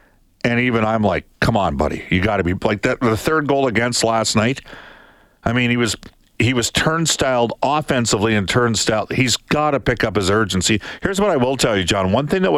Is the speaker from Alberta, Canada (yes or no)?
yes; Edmonton, Alberta, Canada; I'm from Edmonton.